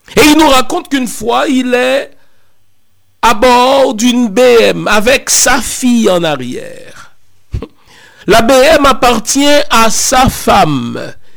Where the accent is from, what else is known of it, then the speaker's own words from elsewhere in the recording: Haiti; je suis haïtien d'origine